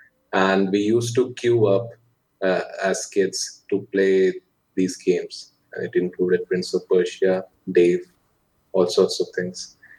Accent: Lucknow, Uttar Pradesh, India; I'm from North India, from a city called Lucknow. And that's where I grew up.

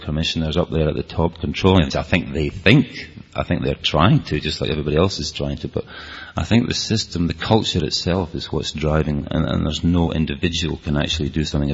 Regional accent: Scotland, United Kingdom; accent: Scottish; my Scottish accent

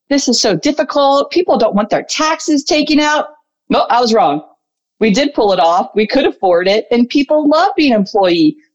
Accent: Potomac, Maryland, United States; my hometown of Potomac, Maryland.

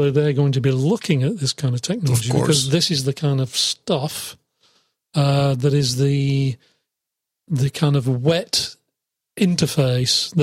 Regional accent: England, United Kingdom; I'm from England

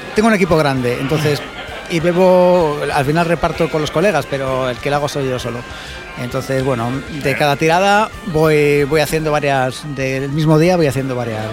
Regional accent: Valladolid, Castile and León, Spain; Soy de Valladolid

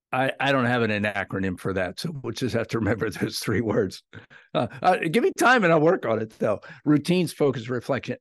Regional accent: South Central Pennsylvania, United States; I grew up in South Central Pennsylvania.

